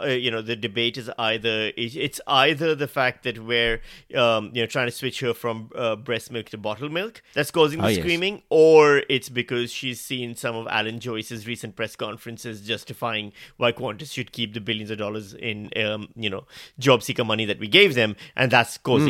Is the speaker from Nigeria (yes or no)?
no; Pakistan; now in Melbourne, Australia; Hello, I'm Melbourne's Charles. I'm the Pakistani version of Charles, the knockoff Charles.